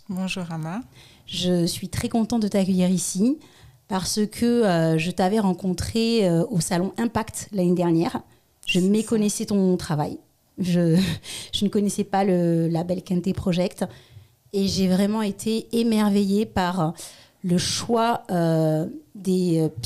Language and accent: French; Strasbourg, Grand Est, France; moved away as an adult; also born or lived in Paris / Togo (paternal ancestry); Oui, je suis née à Strasbourg, en Alsace.